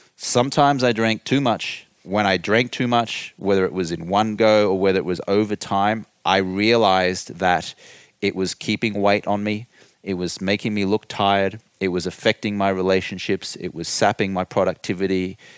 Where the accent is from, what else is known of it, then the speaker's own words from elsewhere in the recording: Brisbane, Queensland, Australia; accent: Australian; moved away as an adult; now in United States; I grew up in Australia.